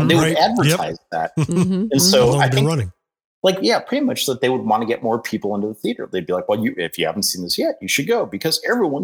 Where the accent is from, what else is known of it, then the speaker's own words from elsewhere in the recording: Ohio, United States; growing up in Blinkern, Ohio